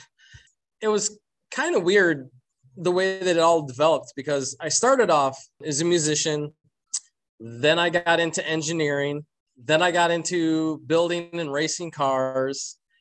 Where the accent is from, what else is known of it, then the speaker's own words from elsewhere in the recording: Flint, Michigan, United States; I'm originally from Flint, Michigan